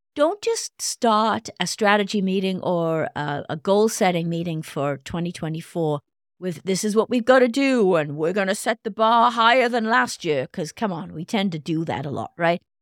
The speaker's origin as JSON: {"language": "English", "region": "Wales", "country": "United Kingdom", "moved": "yes", "lives_now": "United States", "said": "my home country, Wales"}